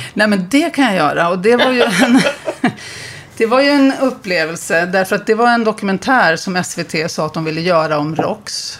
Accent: Uppsala, Uppsala County, Sweden; i Uppsala, där jag kommer ifrån

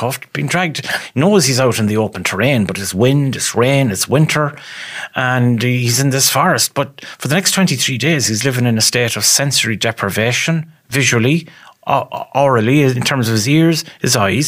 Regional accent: Ballinamore, Connacht, Ireland; I'm from Ballinamore

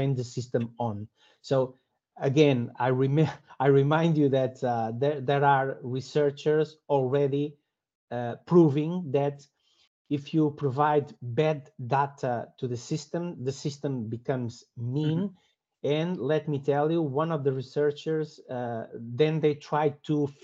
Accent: Portugal; I'm from Portugal

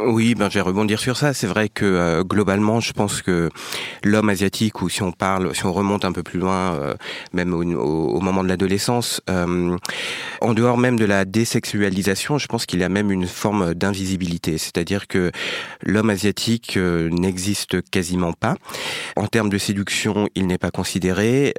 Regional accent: France; born or raised there

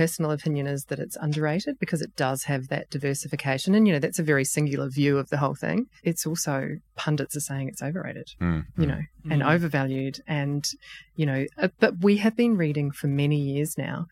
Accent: New Zealand; moved away as an adult; now in Australia; being a proud Australian resident, because you can hear that I'm a Kiwi

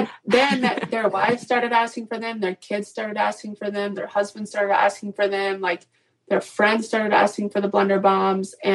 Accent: Atlanta, Georgia, United States; now in Charleston, United States; I am originally from Atlanta, live in Charleston, South Carolina, 29.

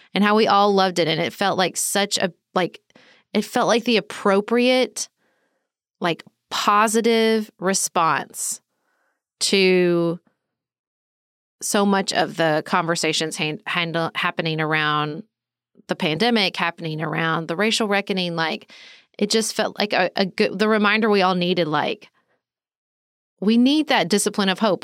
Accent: United States; as an American

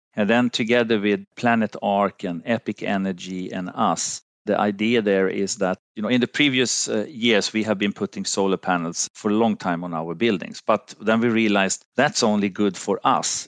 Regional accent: Finland; moved away as an adult; also born or lived in Sweden; I'm from Finland, lived, uh, a long period also in, in Sweden

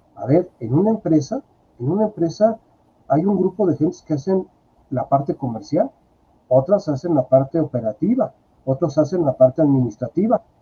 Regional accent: Mexico; soy mexicano

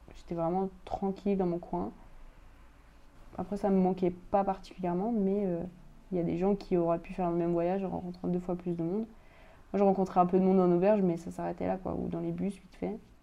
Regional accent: France; chez nous, en France

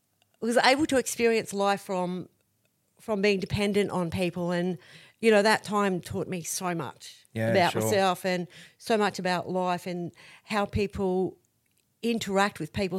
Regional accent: Blackwater, Queensland, Australia; I grew up in Blackwater, which is a mining town west of here.

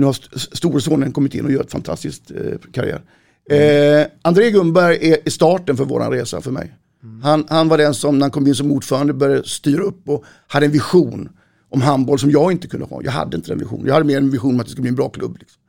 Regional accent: Malmö, Skåne, Sweden; moved away as an adult; also born or lived in Borås; now in Stenungsund, Sweden; Jag är 58 år, född och uppvuxen i Malmö. Jag har bott på västkusten sedan 88

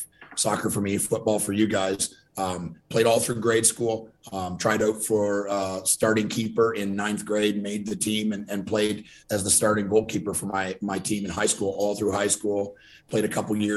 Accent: Ontario, Canada; I grew up in Ontario, Canada, just across from Detroit.

